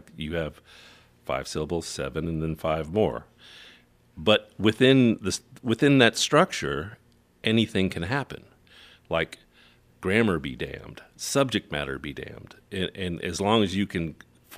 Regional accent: Phoenix, Arizona, United States; also born or lived in Beaufort, South Carolina / New Zealand; now in Seattle, United States; So I lived all over the world, and eventually settling down in Phoenix to spend my formative years before moving to Seattle.

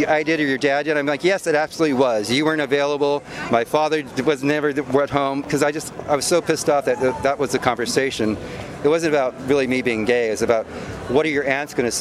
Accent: Montebello, California, United States; I grew up in Montebello, California, which is Southern California

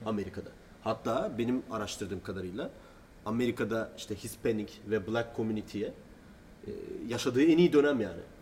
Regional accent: Turkey

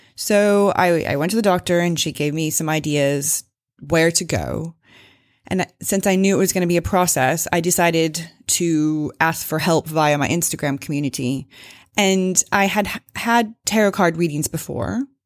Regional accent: Springfield, Missouri, United States; I am an American, uh, grew up in Springfield, Missouri

